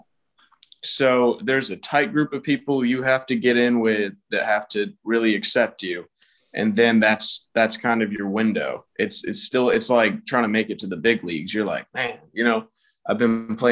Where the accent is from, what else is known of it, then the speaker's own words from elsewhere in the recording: Atlanta, Georgia, United States; I'm from Atlanta, Georgia